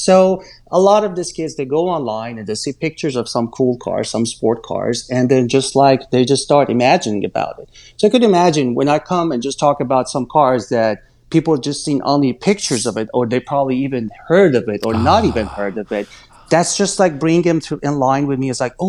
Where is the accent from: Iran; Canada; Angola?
Iran; Isfahan; Not really. I grew up in a very, very artistic family. My dad was a professor of art history in University of Isfahan.